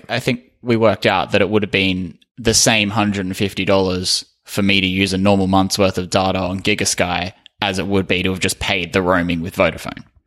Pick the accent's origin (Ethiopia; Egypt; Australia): Australia; I'm Australian.